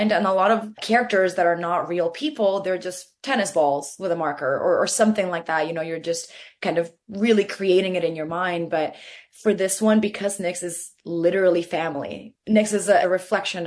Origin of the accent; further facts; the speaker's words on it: Venezuela; growing up in Venezuela, I grew up with this.